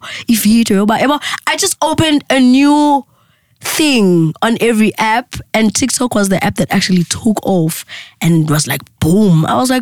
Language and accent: English; Secunda, Mpumalanga, South Africa; moved away; also born or lived in Evander; my isibhedlela lengazalwa kiso esekhunda